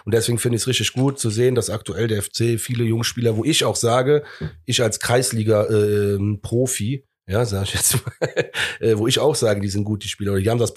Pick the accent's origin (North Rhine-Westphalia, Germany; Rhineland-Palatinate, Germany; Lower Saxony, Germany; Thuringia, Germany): North Rhine-Westphalia, Germany; Cologne; so bekloppt sind wir Kölner ja, ne?